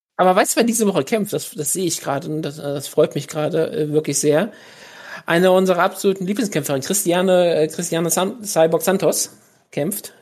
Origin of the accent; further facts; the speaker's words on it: Germany; ich bin Deutscher